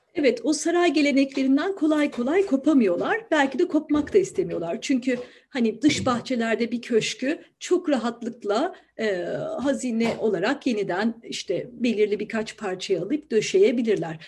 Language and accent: Turkish; Ankara, Turkey; moved away as an adult; now in Istanbul, Turkey; Ankaralıyım ben. Dolayısıyla İstanbul'u hani çocukluğumdan biliyorum diyemem.